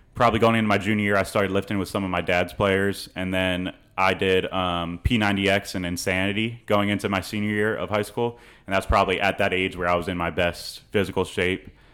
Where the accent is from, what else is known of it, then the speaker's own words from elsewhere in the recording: St. Petersburg, Florida, United States; moved away as an adult; also born or lived in Franklin, Indiana / Virginia; now in College Station, United States; I grew up in Saint Pe-, Saint Petersburg, Florida